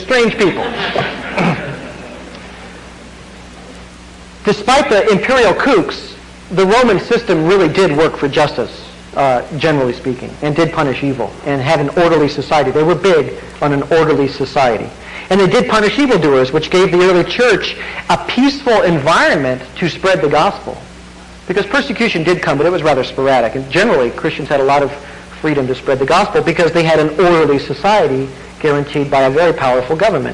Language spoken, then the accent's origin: English; United States